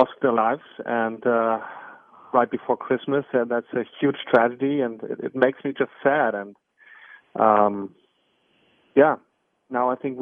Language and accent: English; Berlin, Germany; born or raised there